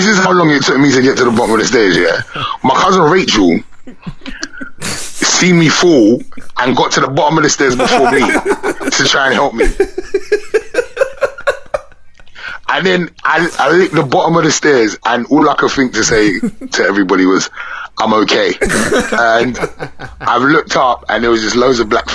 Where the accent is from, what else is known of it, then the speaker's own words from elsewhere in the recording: London, United Kingdom; I'm from away from London